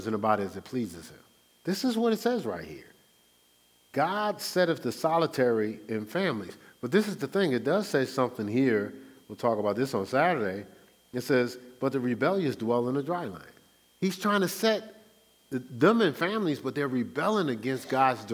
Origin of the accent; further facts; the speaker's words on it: Newark, New Jersey, United States; moved away; also born or lived in Irvington, New Jersey; I grew up in Newark